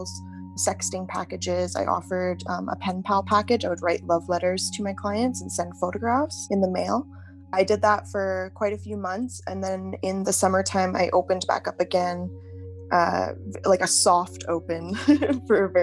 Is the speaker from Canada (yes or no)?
yes; Calgary, Alberta, Canada; I'm from Calgary, Alberta